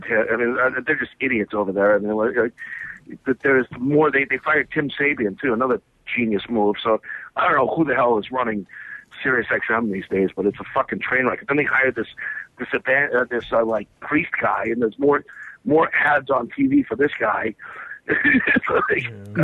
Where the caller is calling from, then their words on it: New York, United States; calling from New York